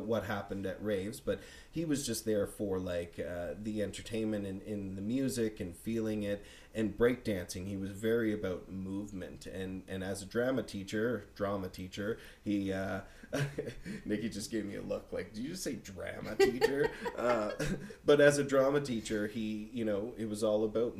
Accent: Bedford, Nova Scotia, Canada; also born or lived in Winnipeg, Manitoba; growing up in Bedford, it was a really nice community.

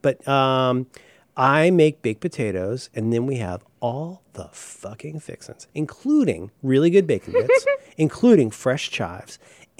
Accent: Ohio, United States; I'm American. I'm from Ohio.

